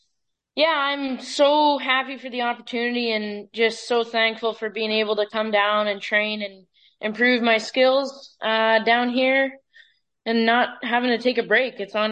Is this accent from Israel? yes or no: no; Edson, Alberta, Canada; I'm from Edson, Alberta.